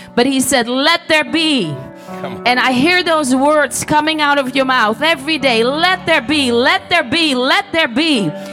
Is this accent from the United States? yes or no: no; Netherlands; I'm from Holland.